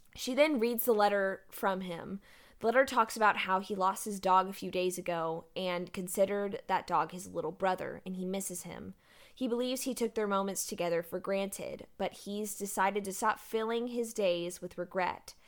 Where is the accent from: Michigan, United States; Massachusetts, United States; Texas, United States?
Texas, United States; Galveston; I grew up in Galveston